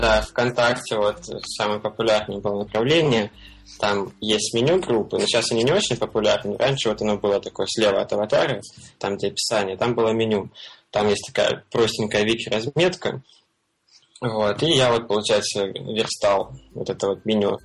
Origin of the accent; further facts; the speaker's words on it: Belgorod, Belgorod Oblast, Russia; moved away as an adult; now in Thailand; я из Белгорода вообще родом